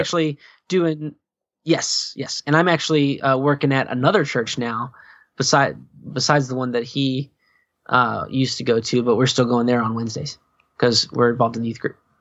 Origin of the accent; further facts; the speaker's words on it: Virginia, United States; now in Indiana, United States; not from Indiana. I'm from Virginia